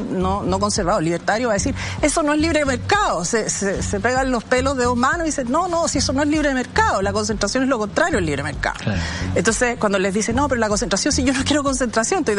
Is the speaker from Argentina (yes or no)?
no; Chile; nos puede tocar como chileno